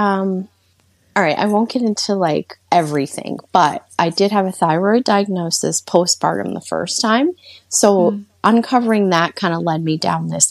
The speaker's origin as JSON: {"language": "English", "town": "Worcester", "region": "Massachusetts", "country": "United States", "said": "I'm from the Worcester, Massachusetts area"}